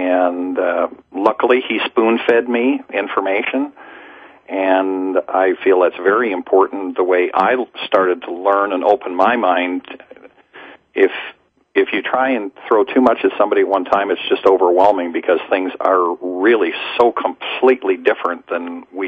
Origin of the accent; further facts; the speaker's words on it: Dallas, Texas, United States; No, I'm from Dallas.